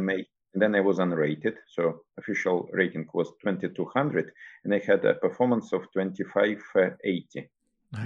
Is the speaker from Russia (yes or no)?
yes; Krasnodar, Krasnodar Krai, Russia; moved away as an adult; now in Groningen, Netherlands; I was born in Krasnodar, so the capital of Krasnodar region